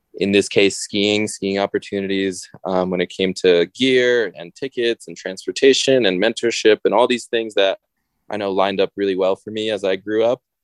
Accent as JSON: {"language": "English", "region": "Connecticut", "country": "United States", "tie": "born or raised there", "also_born_or_lived": "Gujarat, India", "moved": "as an adult", "lives_now": "Bozeman, United States", "said": "I grew up in Connecticut"}